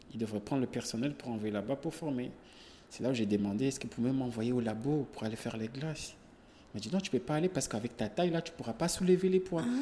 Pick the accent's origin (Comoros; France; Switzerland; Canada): Comoros; moved away as an adult; also born or lived in Senegal; j'ai quitté les Comores jusqu'à Kenya